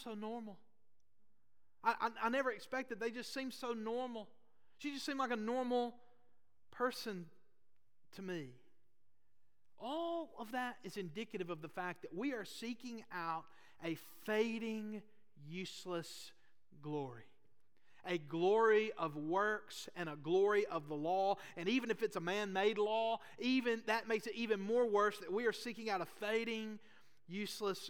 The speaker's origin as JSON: {"language": "English", "town": "Boaz", "region": "Alabama", "country": "United States", "said": "Now, I'm from Northeast Alabama too. I'm from Boaz. I grew up in church."}